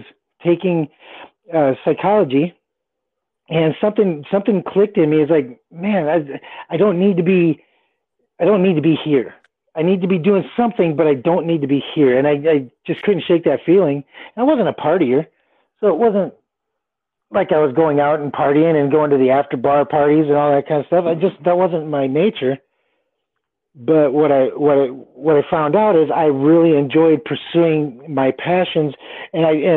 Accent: Fort Worth, Texas, United States; also born or lived in Willmar, Minnesota; I was born in Minnesota in a little town called Wilmer, Minnesota. Not real little, but small enough considering where I grew up in Texas, in Fort Worth and Dallas area.

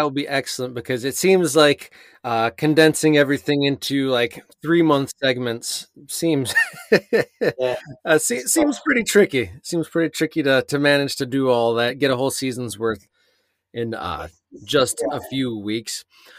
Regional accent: England, United Kingdom; I grew up at times in England myself

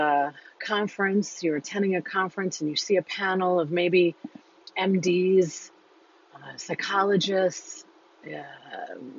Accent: New York, United States; I'm a New Yorker

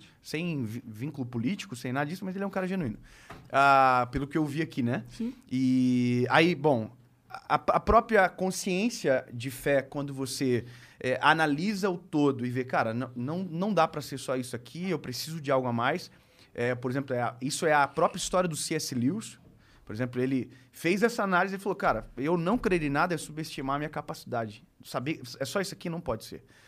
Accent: Joinville, Santa Catarina, Brazil; dentro da minha própria cidade, eu sou de Joinville

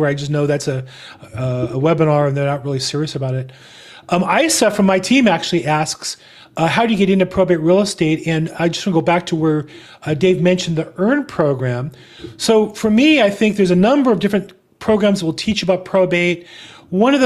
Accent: California, United States; I'm from California

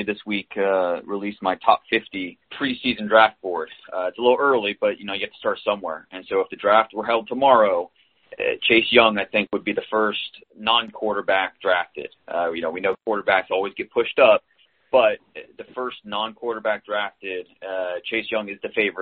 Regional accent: Northeast Ohio, United States; moved away as an adult; also born or lived in Texas; born and raised in Northeast Ohio, went down to Texas after I graduated from Mount Union

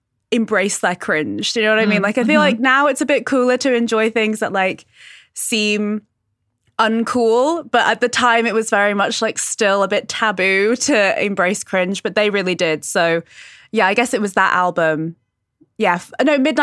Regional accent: United Kingdom; So I'm British.

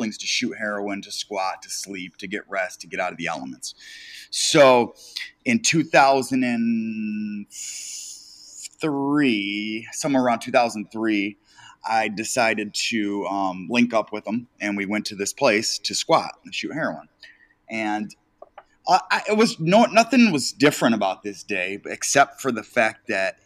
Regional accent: Detroit, Michigan, United States; I am from Detroit, Michigan

